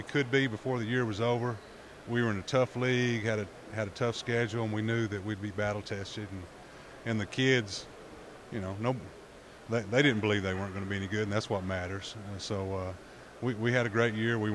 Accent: Abilene, Texas, United States; now in Yoakum, United States; I'm actually from Abilene

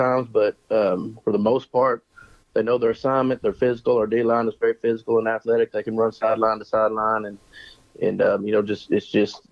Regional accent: Banks, Texas, United States; also born or lived in Harker Heights, Texas / La Vernia, Texas; now in Coleman, United States; I grew up 20 miles east of here in Banks.

